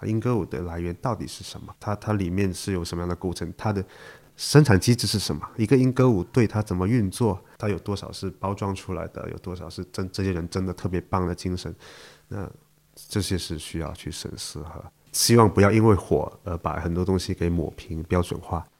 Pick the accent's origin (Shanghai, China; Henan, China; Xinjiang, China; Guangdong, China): Guangdong, China; Shantou; 我是在汕头出生长大